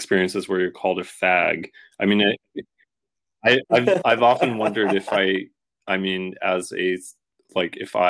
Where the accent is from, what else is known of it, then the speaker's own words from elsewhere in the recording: Washington, United States; now in New York, United States; I moved from Washington State, from like the island where I grew up, to like New York